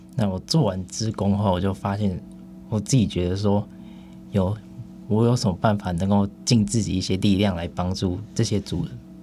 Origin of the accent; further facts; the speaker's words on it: Hsinchu County, Taiwan; 家乡，新竹县里面五峰乡